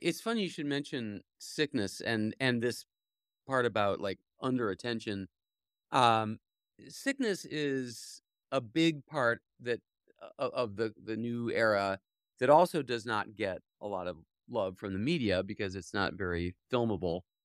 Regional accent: Cleveland, Ohio, United States; now in New York State, United States; I grew up in Cleveland

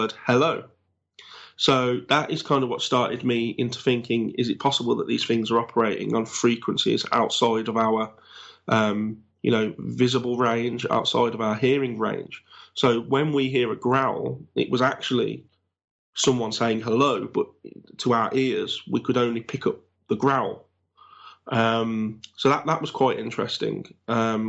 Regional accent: Black Country, West Midlands, United Kingdom; accent: Black Country; my accent basically is known as a black country accent for the area that I'm

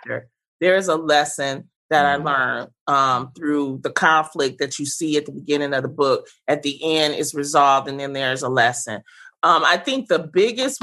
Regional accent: Detroit, Michigan, United States; I grew up in the Brewster Projects during the 80s, during the crack era

